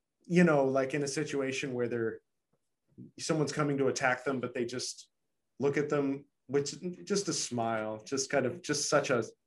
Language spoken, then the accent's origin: English; United States; Being an American